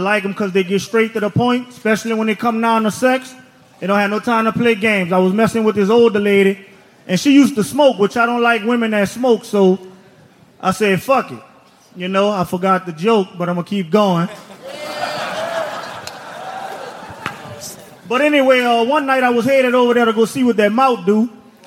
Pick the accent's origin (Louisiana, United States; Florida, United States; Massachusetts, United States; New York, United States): Louisiana, United States; New Orleans; moved away as an adult; now in Las Vegas, United States; I'm from New Orleans.